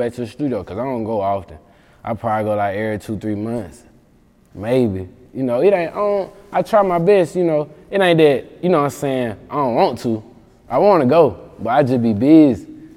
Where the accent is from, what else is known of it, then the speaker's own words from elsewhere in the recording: Mississippi, United States; I'm from Mississippi